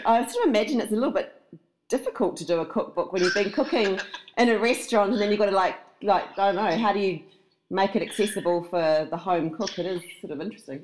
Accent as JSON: {"language": "English", "country": "New Zealand", "moved": "yes", "lives_now": "Australia", "said": "I do live here, but I'm a I'm a Kiwi originally"}